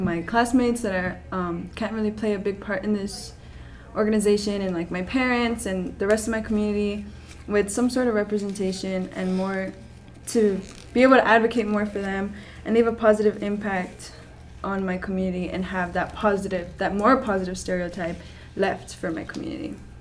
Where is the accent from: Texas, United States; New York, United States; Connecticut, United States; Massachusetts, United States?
Texas, United States; Brownsville; I was born and raised in Brownsville, Texas